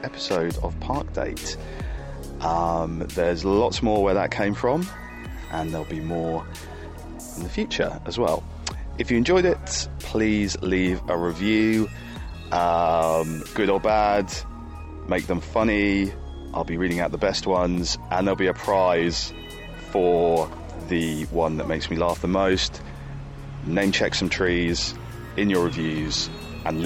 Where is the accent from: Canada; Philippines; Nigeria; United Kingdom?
United Kingdom; Yorkshire and the Humber; moved away; also born or lived in Norfolk; I'm from Yorkshire